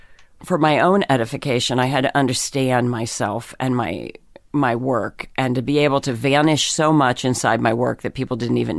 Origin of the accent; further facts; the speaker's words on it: Pennsylvania, United States; In Pennsylvania.